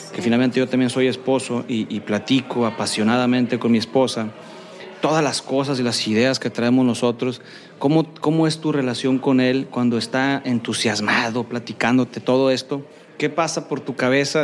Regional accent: Culiacán, Sinaloa, Mexico; now in Monterrey, Mexico; yo soy foráneo, soy de Culiacán y vengo a a Monterrey

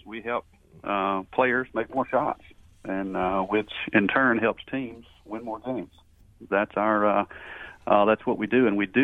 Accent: Alabama, United States; accent: southern; I've actually spent my entire life here

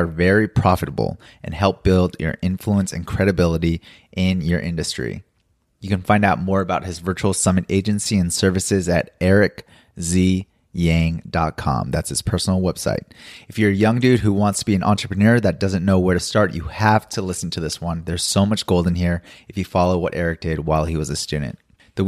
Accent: Los Angeles, California, United States; now in Seoul, South Korea; I'm in Seoul, but I'm originally from Los Angeles

